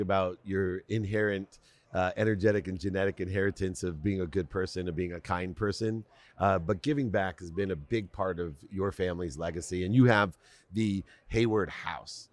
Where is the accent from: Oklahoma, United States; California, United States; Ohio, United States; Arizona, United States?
Ohio, United States; Akron; I grew up poor in Akron, Ohio